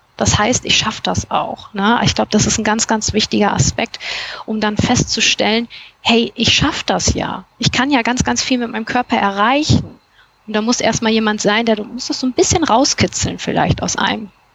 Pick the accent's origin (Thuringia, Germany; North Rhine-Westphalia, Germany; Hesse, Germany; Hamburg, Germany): North Rhine-Westphalia, Germany; Cologne; ich komme aus Köln